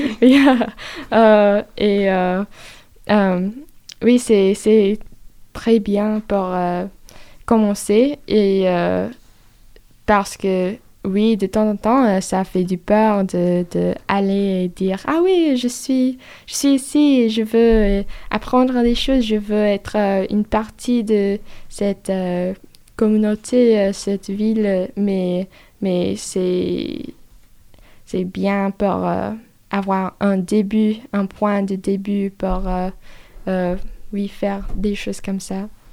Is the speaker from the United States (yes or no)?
yes; United States; French is a second language; moved away as an adult; now in France; Je suis américaine, je parle anglais